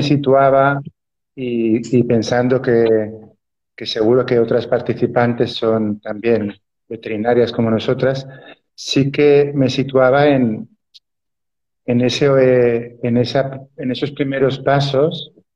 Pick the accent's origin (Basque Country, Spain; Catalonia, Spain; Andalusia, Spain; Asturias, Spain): Catalonia, Spain; Barcelona; yo nací en la ciudad de Barcelona